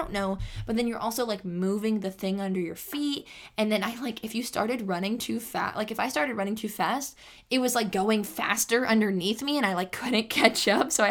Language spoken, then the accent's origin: English; Sacramento, California, United States; also born or lived in San Jose; I moved from San Jose. I was born in San Jose, and I moved from San Jose to Sacramento. And then we moved from the apartments we moved in Sacramento to the house we lived in.